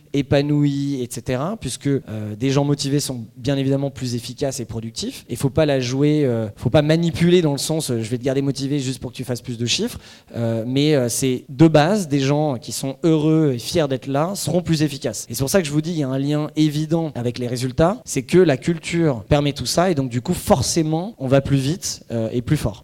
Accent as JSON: {"language": "French", "country": "France", "said": "on est français, en tout cas pour la plupart ici"}